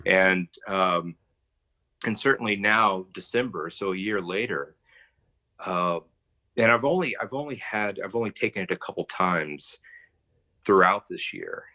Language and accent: English; Texas, United States; I'm a Texan